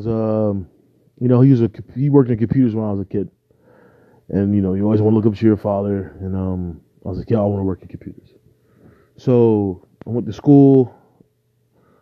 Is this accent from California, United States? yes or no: no; New Jersey, United States; me growing up in South Jersey